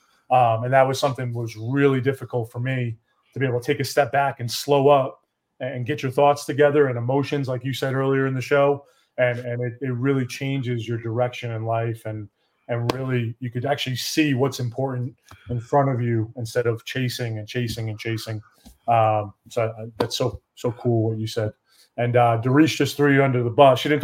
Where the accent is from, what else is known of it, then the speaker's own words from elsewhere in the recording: Poughkeepsie, New York, United States; moved away as an adult; now in Dallas-Fort Worth, United States; I'm from Poughkeepsie, New York, a little small town